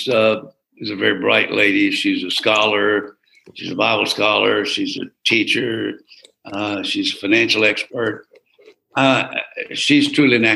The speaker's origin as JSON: {"language": "English", "town": "Geneva", "region": "Alabama", "country": "United States", "tie": "born or raised there", "also_born_or_lived": "Troy, Alabama", "moved": "as an adult", "said": "WGEA in Geneva, Alabama"}